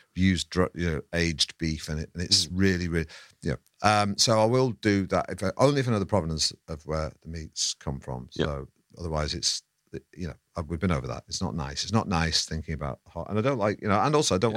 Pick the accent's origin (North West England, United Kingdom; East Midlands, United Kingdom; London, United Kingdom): North West England, United Kingdom; Manchester; moved away as an adult; I grew up in Manchester. I yeah. never had to descale a kettle till I was 20 something and came down south